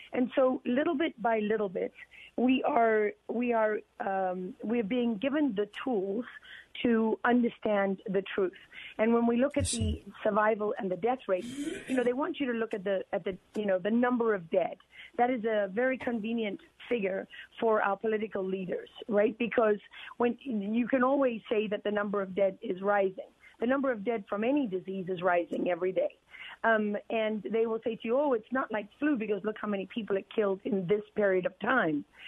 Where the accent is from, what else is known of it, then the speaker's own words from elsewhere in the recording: Durban, KwaZulu-Natal, South Africa; moved away; I grew up in that world as a South African